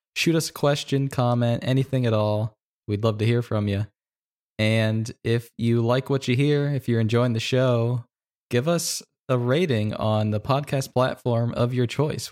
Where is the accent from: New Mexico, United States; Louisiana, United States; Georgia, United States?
Louisiana, United States; I grew up in Louisiana